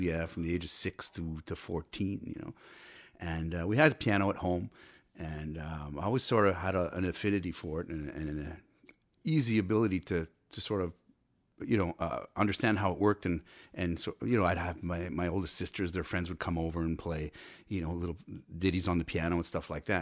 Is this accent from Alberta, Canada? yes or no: no; Cornwall, Ontario, Canada; I was born and raised in Cornwall, Ontario